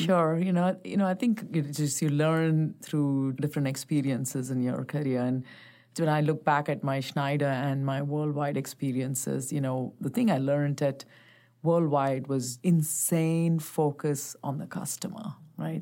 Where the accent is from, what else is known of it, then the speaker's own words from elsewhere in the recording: Bangalore, Karnataka, India; also born or lived in Chennai; I was born and raised in India, so I grew up as, uh, born in Bangalore, spent the first ten years of my life there and then, uh, moved to a place called Chennai.